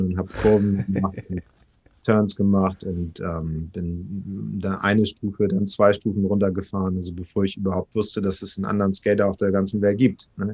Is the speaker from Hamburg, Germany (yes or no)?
yes; Hamburg, Germany; geboren hier in Hamburg von einer schwedischen Mama und einem deutschen